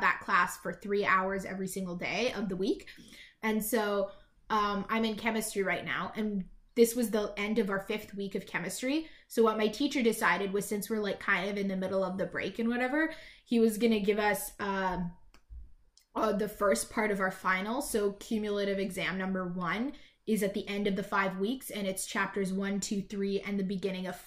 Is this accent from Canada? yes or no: yes; British Columbia, Canada; I'm British Columbian, but also we're the hippies of Canada